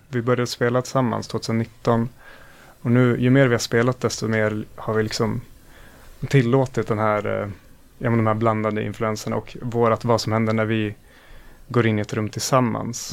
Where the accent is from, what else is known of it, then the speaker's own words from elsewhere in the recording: Östersund, Jämtland, Sweden; now in Gothenburg, Sweden; jag är från Östersund